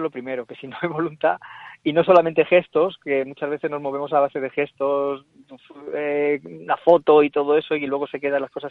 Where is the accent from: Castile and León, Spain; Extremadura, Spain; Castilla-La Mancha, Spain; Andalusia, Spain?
Castilla-La Mancha, Spain; Casasimarro; yo soy de Casa Simarro, de Cuenca, y me, me parece fenomenal que haya este tipo de iniciativas en mi tierra.